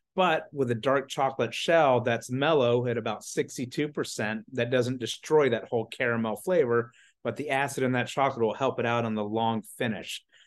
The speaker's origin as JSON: {"language": "English", "town": "Atlanta", "region": "Georgia", "country": "United States", "also_born_or_lived": "Charleston, South Carolina", "moved": "as an adult", "said": "I'm originally from the Atlanta, Georgia area."}